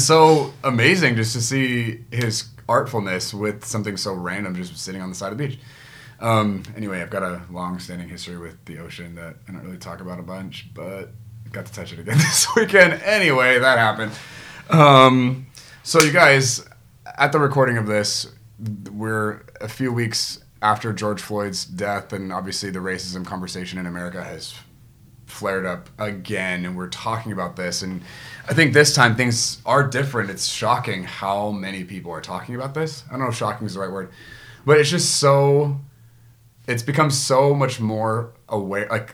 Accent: Guam; moved away; I grew up in Guam

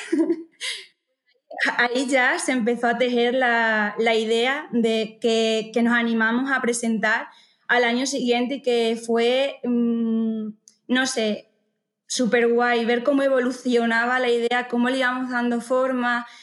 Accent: Montijo, Extremadura, Spain; soy de Montijo

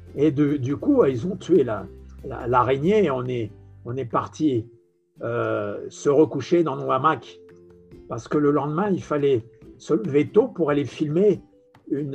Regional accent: France; accent: French; moved away as an adult; now in Brazil; mon accent français, euh, il est normal

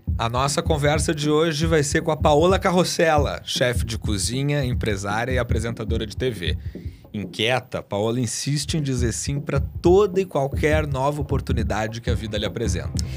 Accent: Rio Grande do Sul, Brazil; eu sou gaúcho

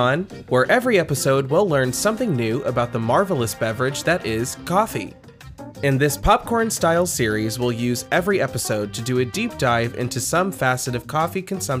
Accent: Midwest, United States; We're from the Midwest, you know.

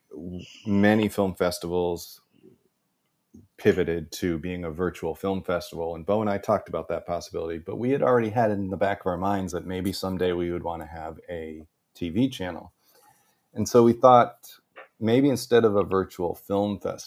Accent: Ballston Spa, upstate New York, United States; moved away as an adult; also born or lived in Hollywood; I returned back to my hometown in upstate New York and took a look around this beautiful little town of Balsam Spa, New York

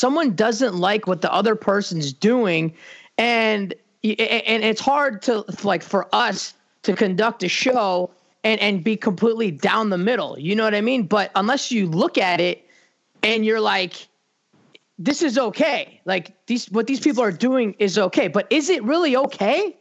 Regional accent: Chicago, Illinois, United States; I'm from Chicago

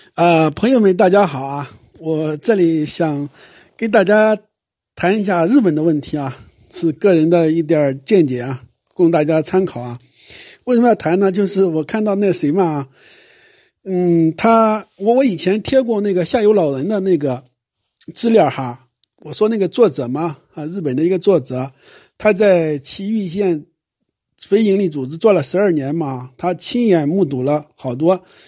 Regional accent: China; 相对于我们中国人来说

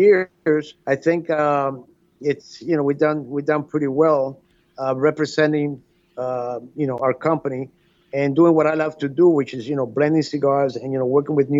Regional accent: Miami, Florida, United States; growing up in Miami with my father and the cigar, small cigar company that we had

